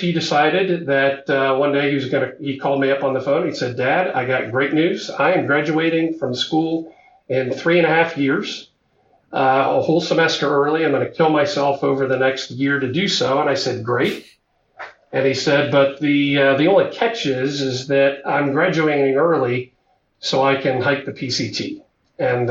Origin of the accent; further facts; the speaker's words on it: Ohio, United States; moved away as an adult; now in Texas, United States; I grew up in Ohio